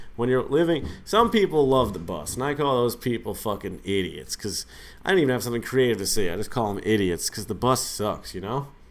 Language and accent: English; Massachusetts, United States; now in New York City, United States; my home state of Massachusetts